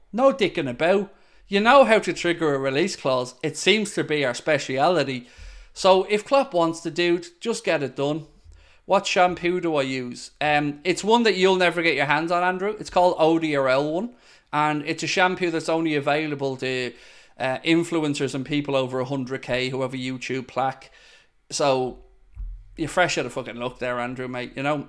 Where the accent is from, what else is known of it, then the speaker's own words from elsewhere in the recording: Dublin, Leinster, Ireland; moved away as an adult; I am originally from Shankill. But I haven't lived in Shankill since I was nineteen